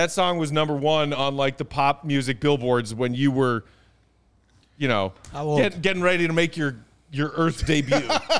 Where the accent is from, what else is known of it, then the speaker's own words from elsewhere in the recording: Chicago, Illinois, United States; I grew up a kid of the 90s.